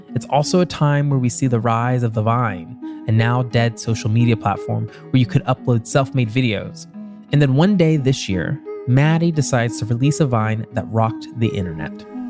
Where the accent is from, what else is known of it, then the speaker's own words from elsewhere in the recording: the South, United States; I'm also from the South